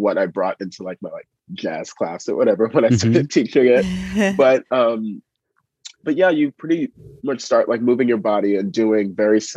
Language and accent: English; New York City, New York, United States; growing up in East Harlem